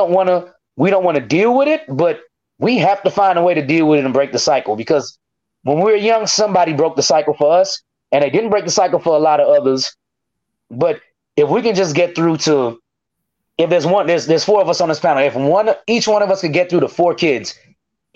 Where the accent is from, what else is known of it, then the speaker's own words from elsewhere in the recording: United States; I'm from McNair